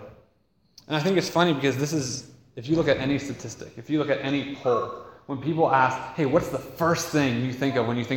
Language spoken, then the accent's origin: English; United States; as American Westerners